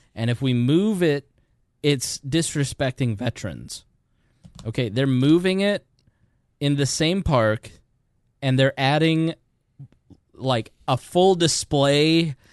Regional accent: Hoosier, Indiana, United States; accent: Hoosier; my Hoosier accent

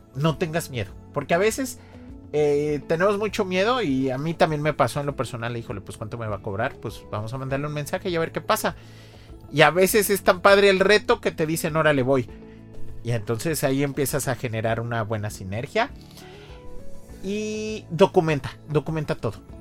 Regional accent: Xalapa, Veracruz, Mexico; moved away; Yo, soy de Jalapa

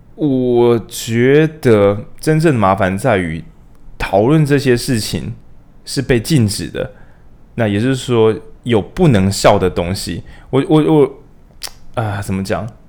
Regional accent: Taiwan; 我们台湾人

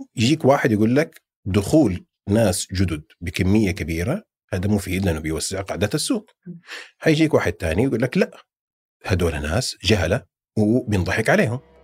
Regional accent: Saudi Arabia; also born or lived in Jeddah; عندنا في السعوديه

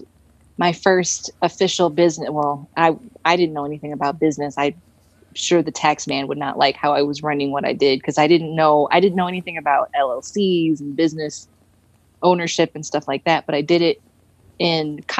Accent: Detroit, Michigan, United States; moved away as an adult; now in Denver, United States; we're from Detroit. So it was freezing there

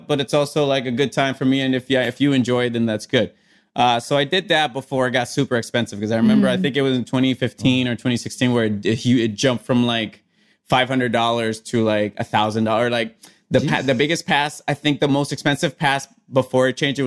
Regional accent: Puerto Rico; I grew up like in Puerto Rico

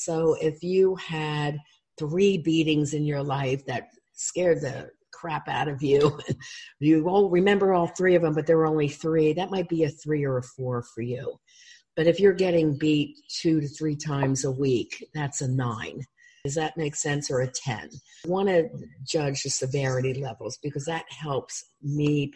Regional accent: Huntingdon Valley, Pennsylvania, United States; I grew up in Huntington Valley, outside of Philly

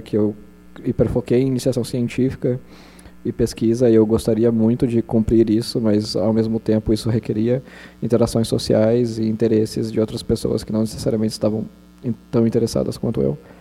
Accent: São Paulo, Brazil; na capital, São Paulo. Eu passei minha infância lá

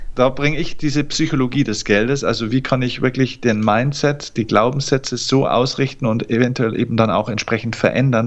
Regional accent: Lower Bavaria, Germany; Ich komme aus Niederbayern. Das ist noch das wahre Bayern. Hier wird noch Dialekt gesprochen, auch wenn ich es hier versuche zu verstecken

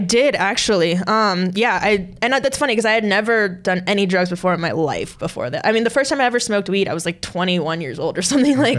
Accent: Southern California, United States; we grew up. So we're both from Southern California.

